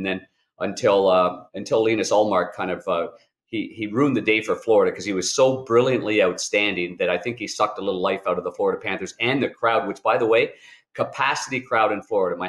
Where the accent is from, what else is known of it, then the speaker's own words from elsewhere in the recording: Ottawa, Ontario, Canada; Danny and I grew up together in Ottawa. We were Nepean Raiders. We were Ottawa West Golden Knights.